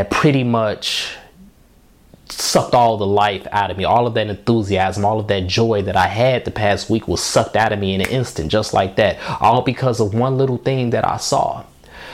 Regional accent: Markham, Illinois, United States; I'm from Markham, Illinois. That's what I claim as my home, a south suburb of Chicago, just outside the city limits

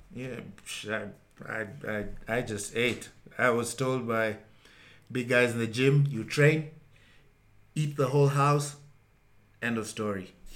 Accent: Kenya; I was the only Kenyan

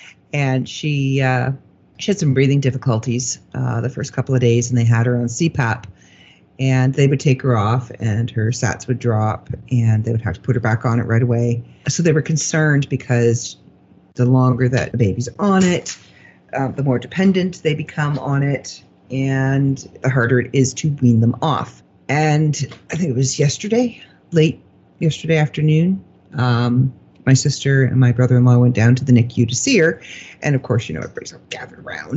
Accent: Canada; we're Canadian

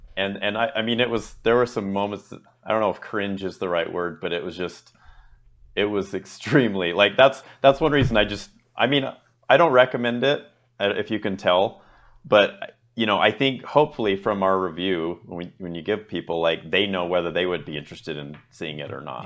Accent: United States; I'm American

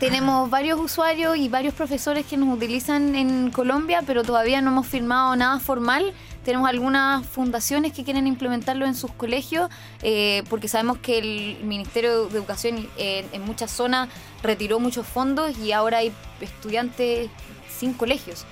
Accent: Chile; soy de Chile

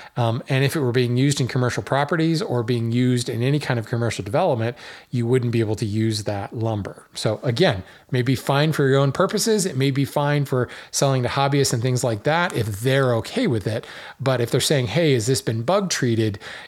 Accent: Hawaii, United States; Folks who don't know, I grew up in Hawaii. Well, I grew up a lot of places, an Air Force brat, but I spent some formative years in Hawaii.

